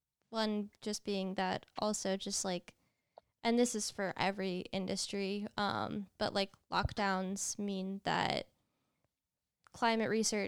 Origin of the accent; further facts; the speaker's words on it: New York, United States; New York, baby.